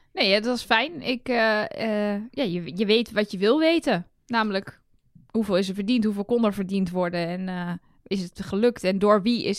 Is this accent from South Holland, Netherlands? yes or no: no; Enschede, Overijssel, Netherlands; now in Utrecht, Netherlands; Ik ben 34. Ik ben geboren in Enschede. En ik woon in Utrecht